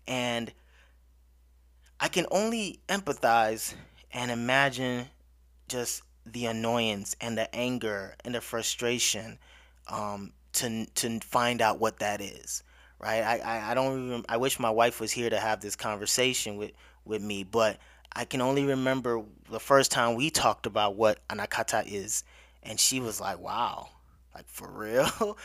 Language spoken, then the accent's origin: English; United States; I'm growing up in America